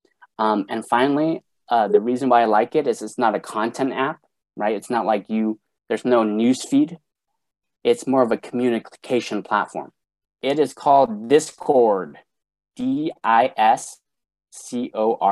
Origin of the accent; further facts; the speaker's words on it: Sacramento, California, United States; I'm from Sacramento, California